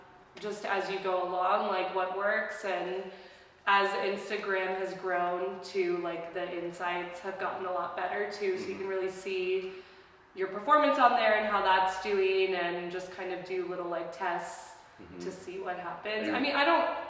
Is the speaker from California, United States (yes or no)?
yes; Fremont, California, United States; I'm from Fremont, from the East area